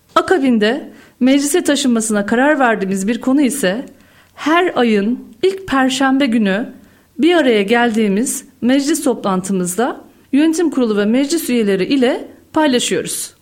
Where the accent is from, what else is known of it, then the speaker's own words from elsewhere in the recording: Karahallı, Uşak Province, Turkey; bin dokuz yüz yetmiş sekiz Uşak Karahalı doğumluyum